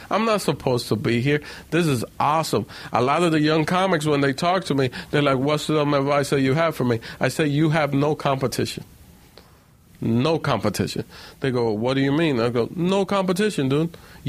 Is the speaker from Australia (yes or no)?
no; Puerto Rico; born there; I was born in Puerto Rico, but then we all got deported, and they didn't separate me from my mom, even though I was born in Puerto Rico